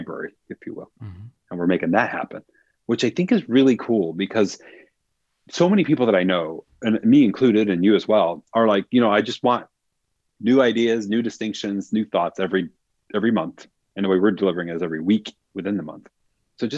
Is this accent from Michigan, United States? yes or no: yes; Michigan, United States; I grew up in Michigan, so this was in the Detroit area.